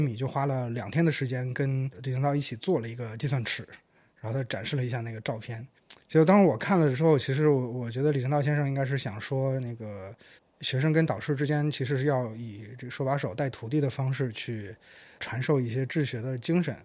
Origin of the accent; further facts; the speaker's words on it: Shandong, China; 我的故乡山东那边荣成